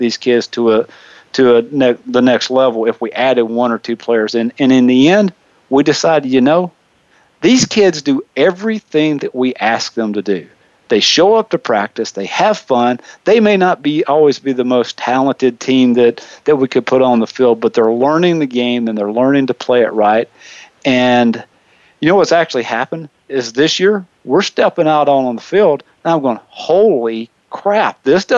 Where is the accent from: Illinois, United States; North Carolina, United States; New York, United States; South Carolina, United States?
South Carolina, United States; born or raised there; moved away as an adult; now in Wichita, United States